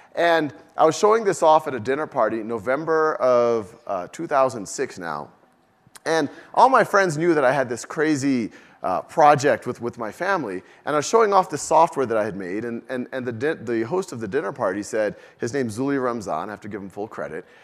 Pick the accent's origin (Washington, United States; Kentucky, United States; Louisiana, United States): Louisiana, United States; New Orleans; moved away as an adult; also born or lived in Boston / Mountain View; I was born and raised in New Orleans